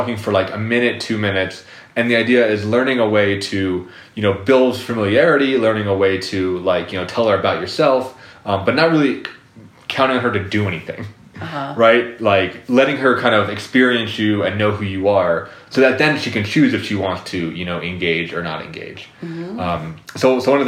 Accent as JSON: {"language": "English", "region": "Colorado", "country": "United States", "said": "I'm from Colorado"}